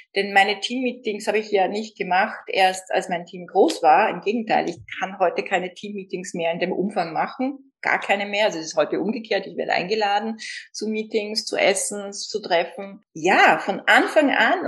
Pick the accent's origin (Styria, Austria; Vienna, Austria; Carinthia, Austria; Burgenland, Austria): Vienna, Austria; bei uns in Österreich schon gar nicht und in Wien